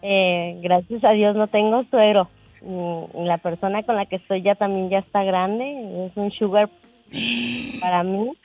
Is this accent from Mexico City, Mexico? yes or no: no; Paraje Nuevo, Veracruz, Mexico; yo soy de Paraje Nuevo, Veracruz